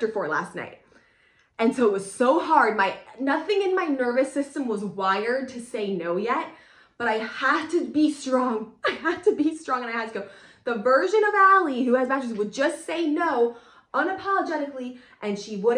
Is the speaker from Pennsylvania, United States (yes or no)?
yes; Pennsylvania, United States; moved away as an adult; also born or lived in California; I'm from Pennsylvania, I lived in California for a while